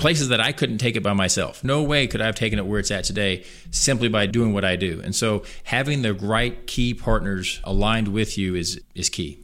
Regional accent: Columbia, Missouri, United States; I was born and raised in Columbia. Lived here my entire life, all forty-three years

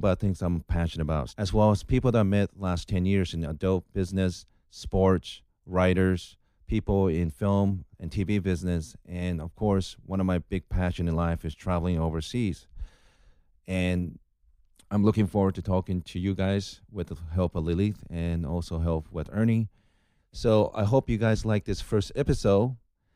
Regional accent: Japan; moved away as an adult; now in Los Angeles, United States; My background is I'm originally from Japan. I've been living in Los Angeles for almost 10 years

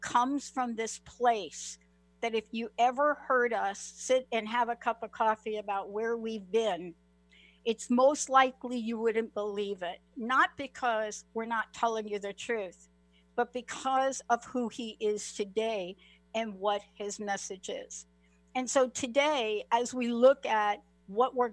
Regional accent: New York City, New York, United States; I'm a girl from the Bronx

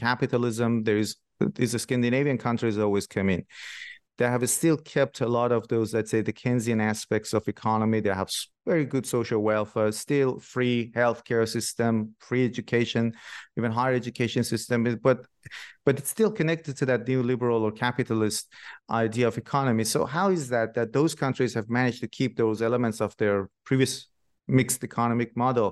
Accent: Shiraz, Fars, Iran; I'm from Shiraz myself, originally in Iran.

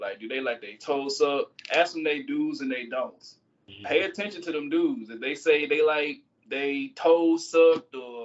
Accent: Georgia, United States; accent: country; also born or lived in Boston; I was raised in Georgia, but I'm not originally from there

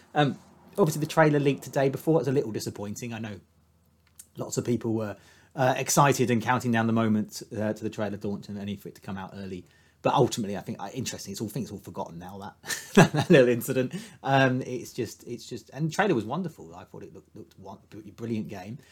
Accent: United Kingdom; as a Brit

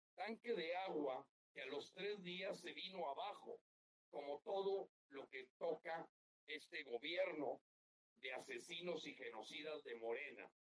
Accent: Mexico; Los mexicanos somos alegres, los mexicanos somos siesteros

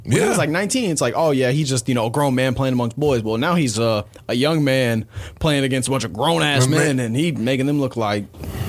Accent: Florida, United States; also born or lived in Georgia; now in Houston, United States; Because I grew up in Florida, and then I lived in Georgia for a couple years right after.

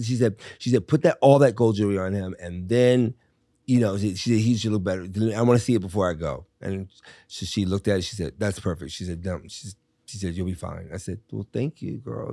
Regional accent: Richmond, Virginia, United States; moved away; also born or lived in Miami / New York; I had a great life growing up in Virginia

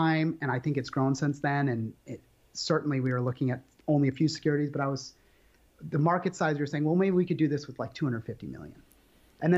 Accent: Minnesota, United States; moved away; also born or lived in Puget Sound, Washington / New York / London; I grew up in the Midwest in Minnesota

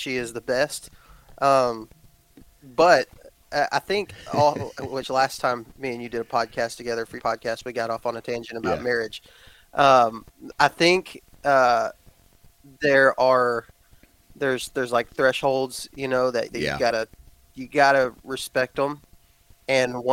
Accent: Texas, United States; moved away; I was raised in Texas

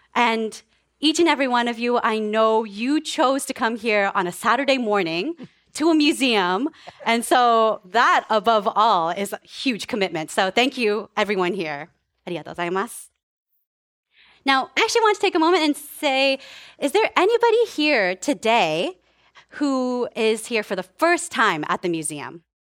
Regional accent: Palo Alto, California, United States; also born or lived in Japan / Menlo Park; I came to the Bay Area, and I was actually, uh, raised in Palo Alto and Menlo Park.

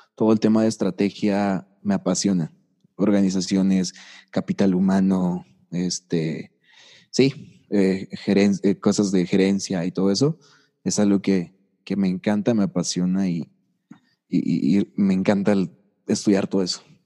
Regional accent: Tlaxcala, Mexico; also born or lived in Puebla; Yo nací en Tlaxcala. Yo nací en Tlaxcala. Pasé hasta la prepa en Tlaxcala.

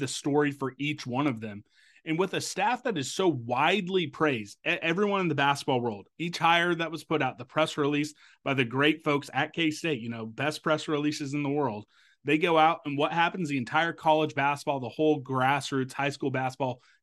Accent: Topeka, Kansas, United States; my hometown, Washburn Ichabods

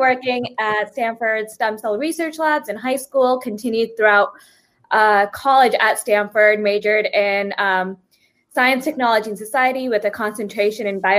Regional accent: Fiji; moved away; I was born in Fiji

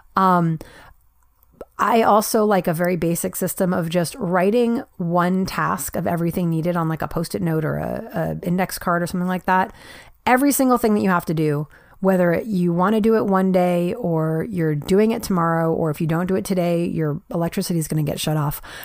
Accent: New York, United States; I was actually born and raised in New York

